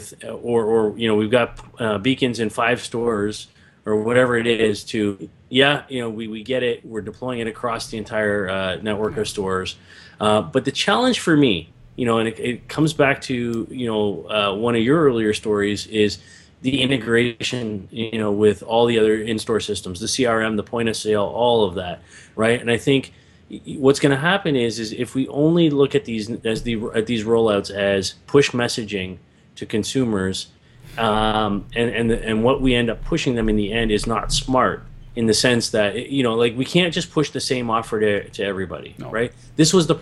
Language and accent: English; Canada; as a Canadian